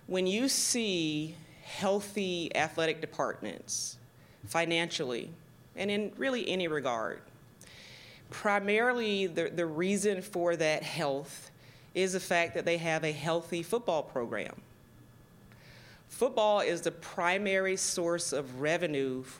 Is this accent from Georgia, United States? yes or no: yes; Georgia, United States; moved away as an adult; also born or lived in Tallahassee, Florida / Nashville, Tennessee; now in Virginia, United States; I was born and raised in Georgia. You probably can hear